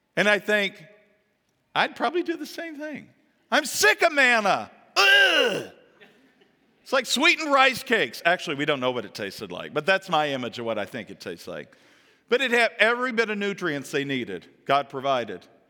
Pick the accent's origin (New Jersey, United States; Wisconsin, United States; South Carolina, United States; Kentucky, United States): Kentucky, United States; moved away; also born or lived in Ohio / Florida / Pennsylvania; My home is in Kentucky, where my hometown is